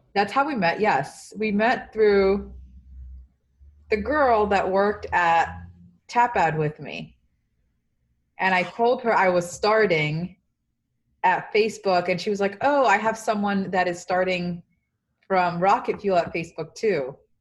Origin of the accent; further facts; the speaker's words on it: New York City, New York, United States; also born or lived in Dominican Republic; I grew up in the South Bronx